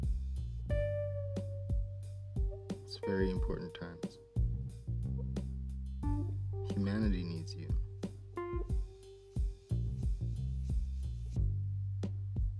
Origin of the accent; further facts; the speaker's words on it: Hawaii, United States; now in California, United States; I was raised in Hawaii, where we over there didn't really care much for the mainland